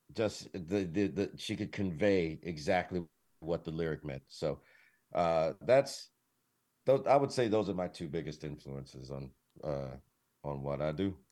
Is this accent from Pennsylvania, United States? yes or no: no; Detroit, Michigan, United States; moved away; I'm from Detroit